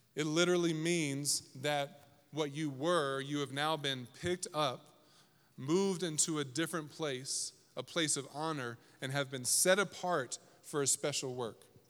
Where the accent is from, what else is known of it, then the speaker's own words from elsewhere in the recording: East Coast, United States; I grew up on the East Coast.